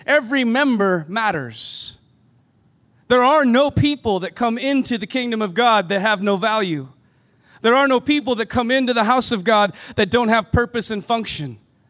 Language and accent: English; United States; now in Canada; And being an American student in Canada, going to a private school, I wasn't allowed to work in Canada.